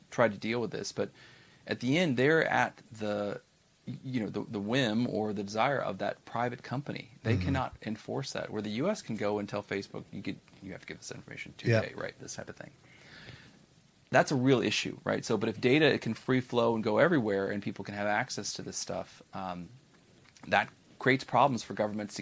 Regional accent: United States; as an American

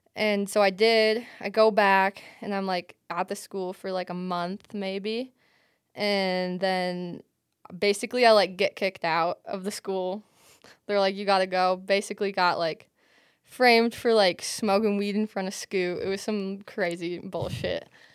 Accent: Michigan, United States; growing up in Michigan, it was, like, so accessible

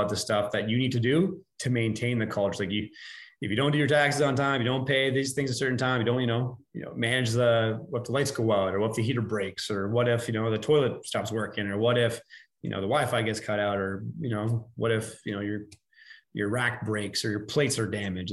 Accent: Canada; we're Canadian

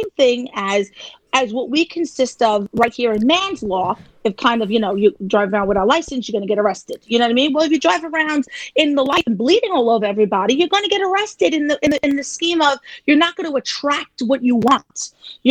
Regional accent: New York City, New York, United States; I'm from Staten Island

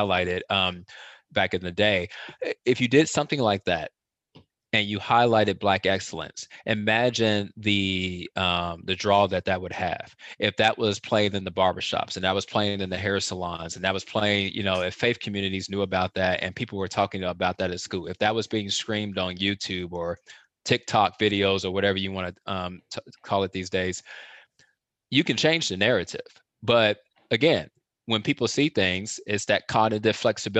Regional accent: Chicago, Illinois, United States; I'm from Chicago

